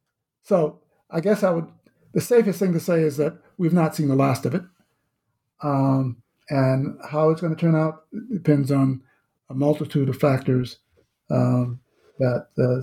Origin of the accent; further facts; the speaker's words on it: the South, United States; certainly my own experience growing up in the South in the mid-1950s